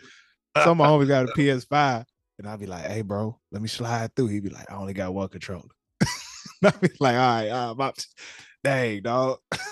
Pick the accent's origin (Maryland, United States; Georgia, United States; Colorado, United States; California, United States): Maryland, United States; Temple Hills; also born or lived in District Heights, Maryland; Yeah, I grew up in Temple Hills, right near Iverson Mall.